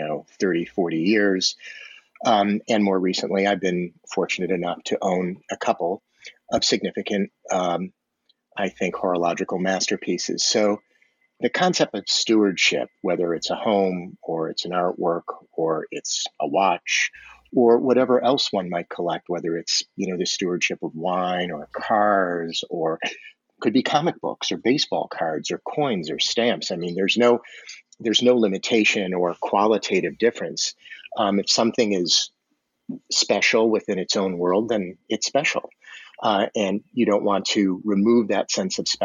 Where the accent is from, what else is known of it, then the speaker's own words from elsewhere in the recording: Detroit, Michigan, United States; moved away as an adult; now in New York City, United States; I grew up in the United States, in the Midwest, Detroit specifically